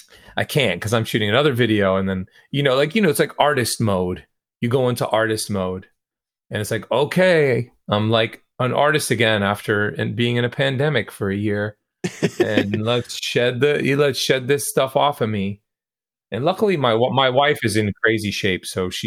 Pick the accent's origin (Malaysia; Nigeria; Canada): Canada; Toronto, Ontario; a lot of the musicians that I know growing up in Toronto